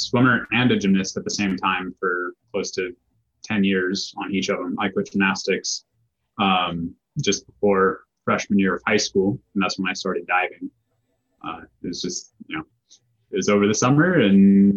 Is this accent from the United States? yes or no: yes; Colorado, United States; now in Arizona, United States; growing up in Colorado